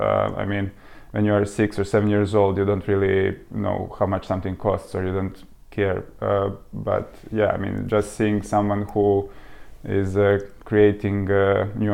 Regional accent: Serbia; moved away as an adult; now in United Kingdom; So we are both from Serbia originally. So we came to the UK about 5 years ago

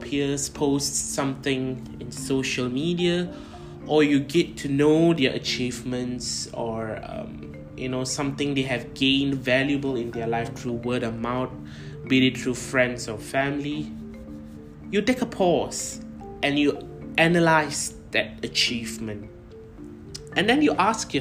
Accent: Kuala Lumpur, Malaysia; moved away as an adult; also born or lived in United Kingdom; I am originally from Kuala Lumpur, Malaysia, but I have lived about 2 years overseas for my education

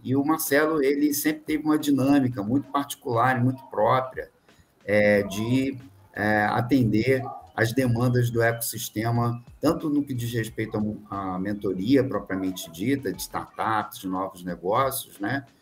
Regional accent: Rio de Janeiro, Brazil; moved away as an adult; also born or lived in São Paulo / Espírito Santo; now in Minas Gerais, Brazil; eu sou carioca que está aqui em Minas Gerais

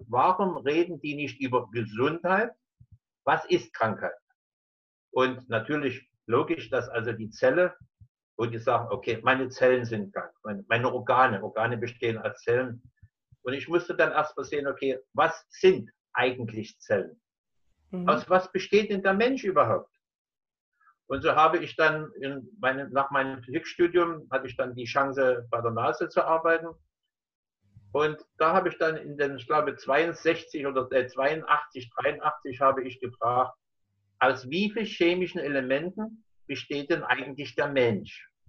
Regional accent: Dresden, Saxony, Germany; born there; Ich bin äh, in Dresden geboren, 1946. Das heißt, ich bin jetzt 74 Jahre alt.

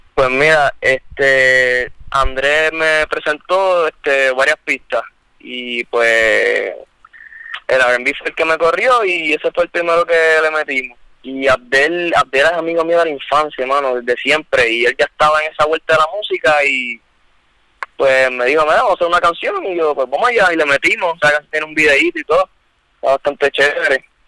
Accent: Bayamón, Puerto Rico; yo, yo soy de Bayamón, porque no sabes, nosotros vivimos en Bayamón

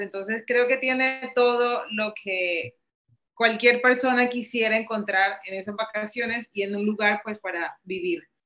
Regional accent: Montería, Córdoba, Colombia; now in Cartagena, Colombia; yo soy colombiana, nacida en una ciudad que se llama Montería, eh, pero vivo en Cartagena hace aproximadamente 20 años

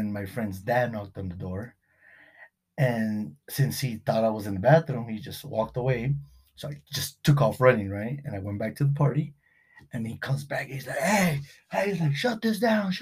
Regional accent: Beverly Hills, California, United States; growing up in Beverly Hills

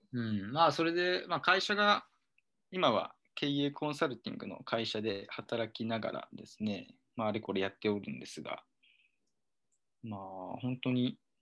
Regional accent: Seki, Gifu, Japan; moved away as an adult; also born or lived in Osaka; 18年ぐらいは岐阜県の関市で暮らしていて

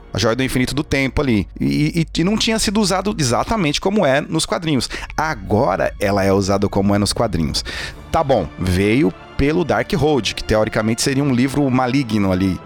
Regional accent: Brazil; Eu sou muito brazuca.

